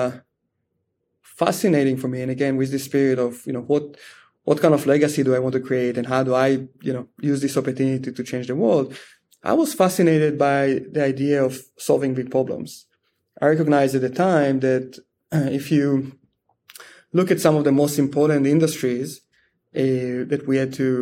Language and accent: English; Israel; moved away as an adult; I grew up in Israel in a very small town